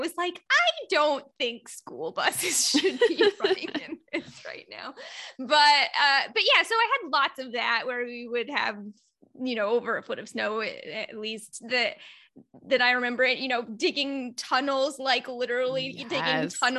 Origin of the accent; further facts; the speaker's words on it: Indiana, United States; I grew up in Northern Indiana, not too far off from Lake Michigan.